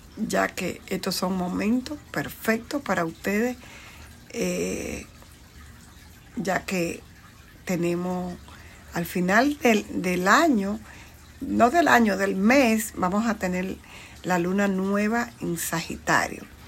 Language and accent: Spanish; Bonao, Monseñor Nouel, Dominican Republic; now in New York, United States; yo nací, crecí en el campo en la República Dominicana, en una provincia llamada Bonao